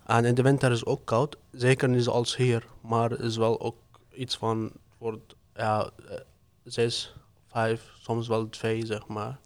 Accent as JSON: {"language": "Dutch", "country": "Syria", "moved": "yes", "lives_now": "Ede, Netherlands", "said": "Ik kom uit Syrië. Ik woon in Oede"}